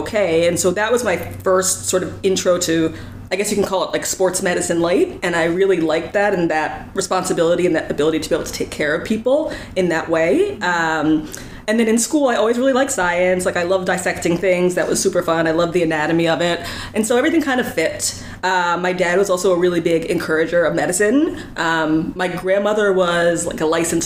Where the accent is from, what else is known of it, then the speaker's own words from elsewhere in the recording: Northern New Jersey, United States; moved away as an adult; now in New York City, United States; I'm from Northern New Jersey originally, but I've been living in New York City for the last 18 years or so